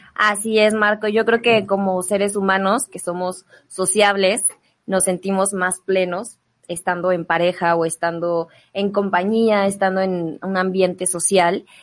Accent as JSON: {"language": "Spanish", "town": "León", "region": "Guanajuato", "country": "Mexico", "moved": "yes", "lives_now": "Mexico City, Mexico", "said": "yo vengo de León, vengo de una familia muy tradicional"}